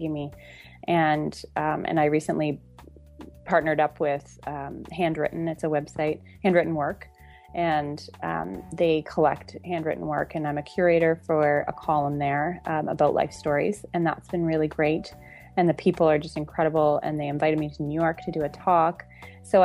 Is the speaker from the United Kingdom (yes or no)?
no; Canada; I'm from Canada